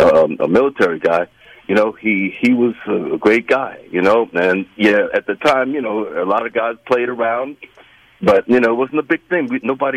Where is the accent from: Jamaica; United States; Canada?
United States; New York City, New York; Basically, I was raised as an Episcopalian, and I was raised in Queens, New York